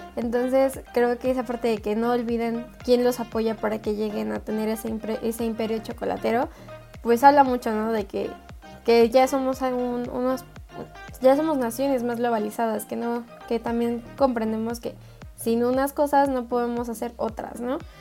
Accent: Mexico; soy mexicana

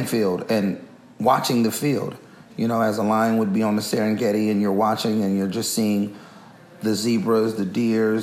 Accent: Oakland, California, United States; it's different growing up here. It's Oakland has its own uniqueness about it

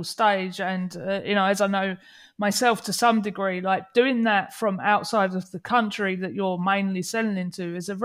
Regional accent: England, United Kingdom; moved away; I'm English

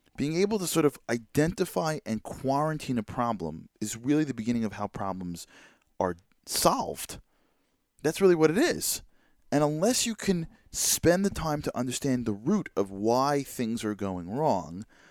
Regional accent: United States; as an American

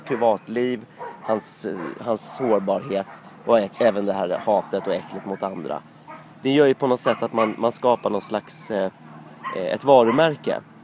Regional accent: Sweden; jag var svensk

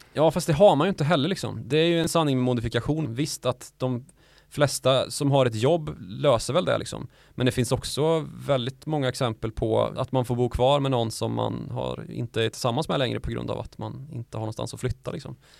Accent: Värmland, Sweden; där jag är ifrån, Värmland

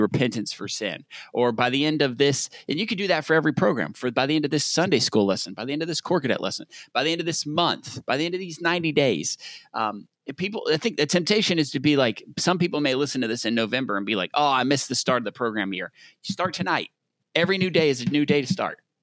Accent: Southern United States, United States; accent: Southern; my Southern accent

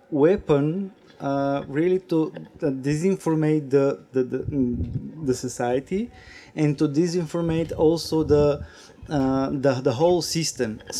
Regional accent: Bulgaria; I'm coming from Bulgaria, National Network for Children.

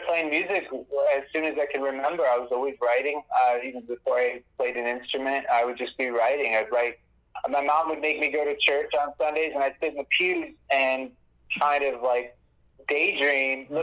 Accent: Buffalo, New York, United States; I grew up in Buffalo, New York. I was raised in a music household.

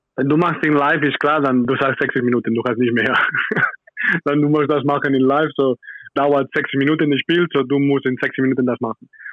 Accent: Spain; German is a second language; moved away as an adult; now in Nürtingen, Germany; Kanoyas ist meine Heimat

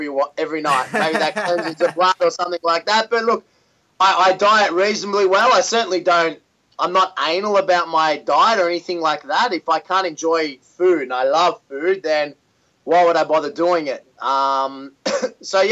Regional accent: Melbourne, Victoria, Australia; my hometown in Melbourne

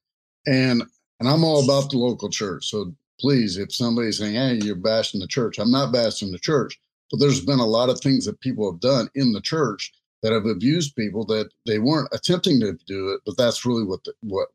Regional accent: United States; I was a minority in being an American and speaking, you know, only English

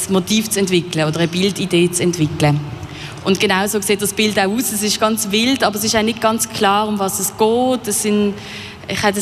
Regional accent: Basel, Basel-Stadt, Switzerland; also ich komme aus Basel, wie man vielleicht hört

